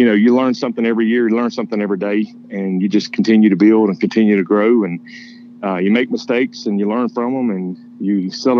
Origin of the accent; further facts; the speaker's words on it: Georgia, United States; now in Nashville, United States; I was actually born in Nashville, Tennessee, and then moved when I was younger to Georgia. That's where I grew up